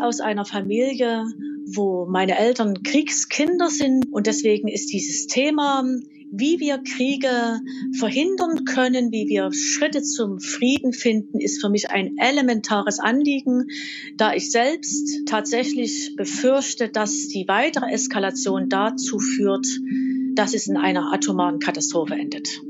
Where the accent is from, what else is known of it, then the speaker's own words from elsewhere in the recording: Dresden, Saxony, Germany; now in Leipzig, Germany; ich wohne in Leipzig, bin aufgewachsen in Dresden